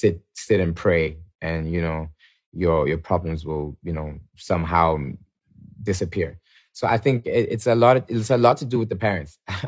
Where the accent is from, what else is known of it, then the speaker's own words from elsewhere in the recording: Atlanta, Georgia, United States; born there; So I was born in Atlanta, Georgia, purely, I feel like, by coincidence or, you know, God's plan.